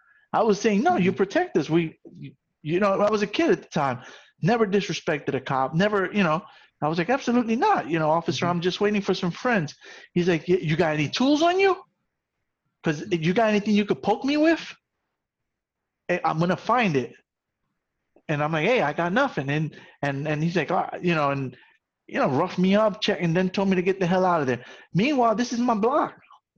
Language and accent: English; New York City, New York, United States; also born or lived in Puerto Rico; I grew up in the South Bronx